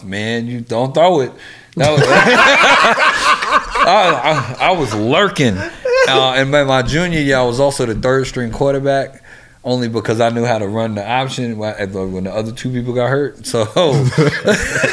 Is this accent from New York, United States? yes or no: yes; New York City, New York, United States; moved away; also born or lived in Washington, D.C. / Atlanta; born and raised in Bronx, New York, from New York, represent New York.